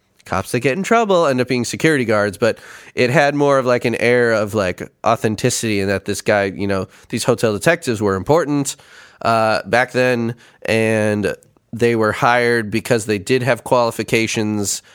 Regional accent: Chicago, Illinois, United States; moved away; I grew up in Chicago

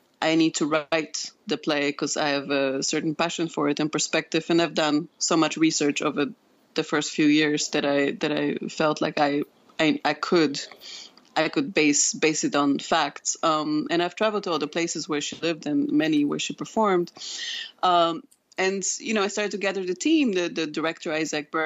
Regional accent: Poland; moved away; I'm originally from Poland.

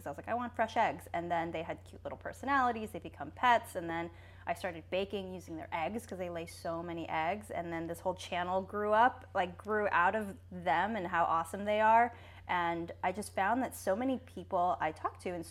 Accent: Dana Point, California, United States; moved away; I grew up in Orange County and like Dana Point area

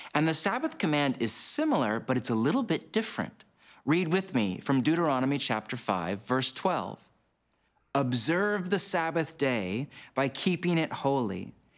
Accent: United States; my home country of the U S

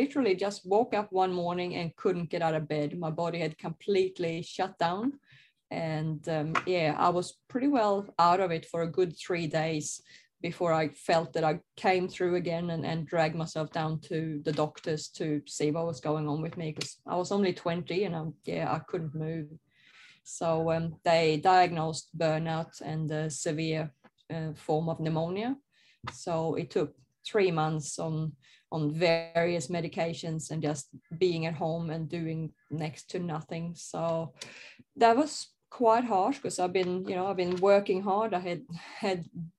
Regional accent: Sweden; I grew up in Sweden in a, I guess, very normal conservative family

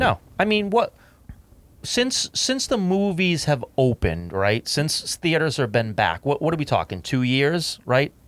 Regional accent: United States; as an American citizen

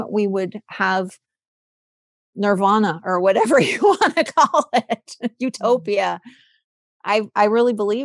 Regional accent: California, United States; I'm from California

